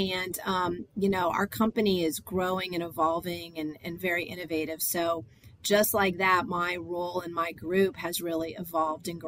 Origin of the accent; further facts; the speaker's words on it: Florida, United States; I'm a Florida girl. I was raised in Florida while not born here